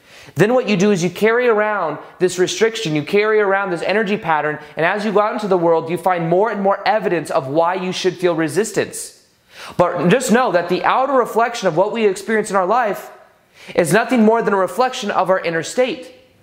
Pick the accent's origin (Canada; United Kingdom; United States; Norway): United States; Las Vegas, Nevada; We're from Vegas. I'm from Vegas